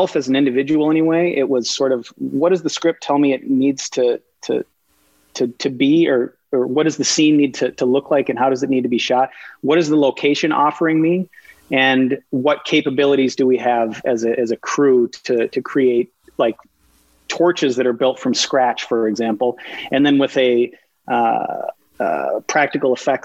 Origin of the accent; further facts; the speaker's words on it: Minnesota, United States; being a Minnesotan, which has almost no film or TV industry